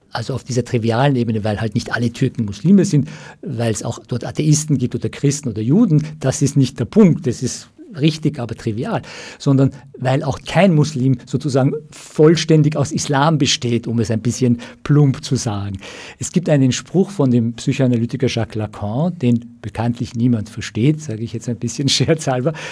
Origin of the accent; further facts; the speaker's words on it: Iran; komme aus dem Iran, vielleicht äh, haben die Hörer von den, von den jüngsten Entwicklungen im Iran gehört